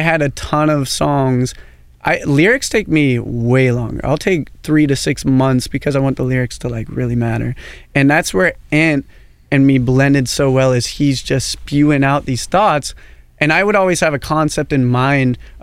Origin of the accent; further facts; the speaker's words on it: Portland, Oregon, United States; growing up in Portland